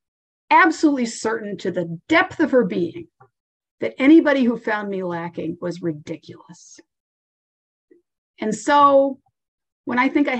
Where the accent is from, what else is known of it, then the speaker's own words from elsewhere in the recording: Rhode Island, United States; moved away as an adult; now in Boston, United States; We were in Rhode Island at the time, and my father had left, and then my mother moved to Connecticut.